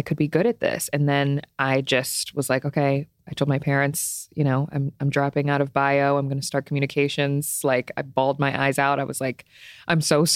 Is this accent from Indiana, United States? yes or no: no; Maryland, United States; moved away as an adult; also born or lived in Cleveland, Ohio / New York; now in Los Angeles, United States; I'm an East Coast girl. I'm from Maryland.